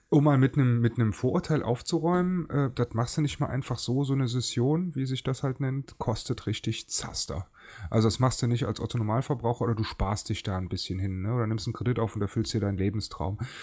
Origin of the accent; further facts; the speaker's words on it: Cologne, North Rhine-Westphalia, Germany; ich bin geborener Kölner, mit dem Karneval groß geworden